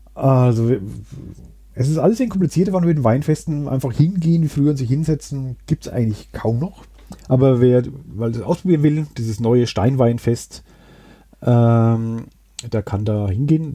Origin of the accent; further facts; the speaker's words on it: Würzburg, Bavaria, Germany; also born or lived in Sanderau, Würzburg; ich habe auch einen starken Bezug zu Grumbühl, obwohl ich jetzt schon äh, über zehn Jahre in der Sandau wohne. Aber da war sehr lang äh, meine Heimat